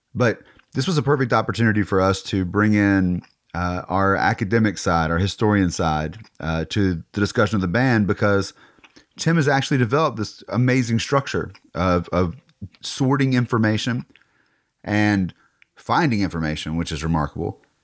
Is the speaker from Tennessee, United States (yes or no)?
yes; Nashville, Tennessee, United States; right here in my hometown of Nashville